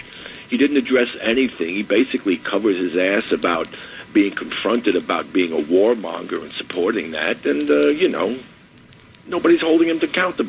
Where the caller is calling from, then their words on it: Bronx, New York, United States; Hi, this is … from the Bronx.